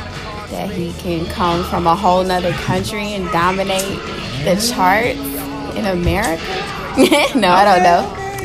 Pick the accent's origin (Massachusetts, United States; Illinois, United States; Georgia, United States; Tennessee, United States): Georgia, United States; Morrow; I am from Clayton County, Morrow.